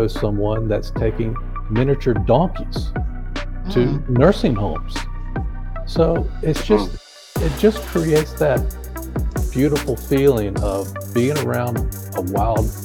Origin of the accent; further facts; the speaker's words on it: North Carolina, United States; also born or lived in upstate New York; now in Tennessee, United States; growing up, we grew up in North Carolina, out in the country.